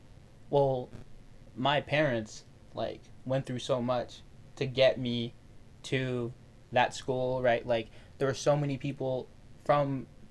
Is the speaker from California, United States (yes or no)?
yes; San Francisco, California, United States; moved away; I'm from San Francisco. It's relatively far from where I live in San Francisco.